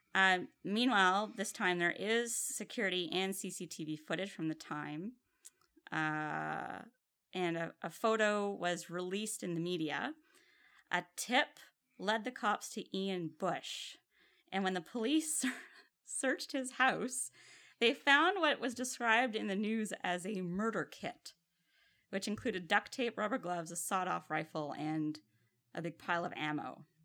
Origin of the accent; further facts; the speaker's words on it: Ottawa, Ontario, Canada; Ottawa, which is my hometown